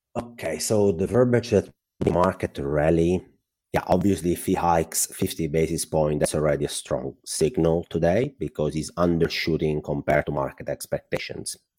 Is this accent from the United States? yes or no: no; Italy; accent: Italian; English is a second language; I'm Italian, well, my accent probably gave that up already.